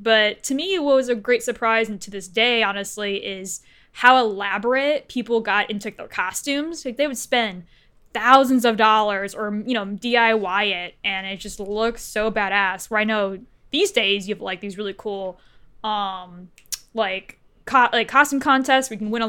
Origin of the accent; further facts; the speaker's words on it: Cleveland, Ohio, United States; because I was originally from Cleveland, Ohio